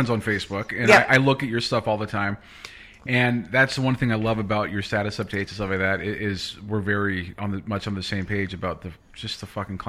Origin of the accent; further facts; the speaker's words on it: California, United States; also born or lived in Texas; now in Alberta, Canada; I come from, originally I'm from California, but I mean, the last 5 years where I was in Texas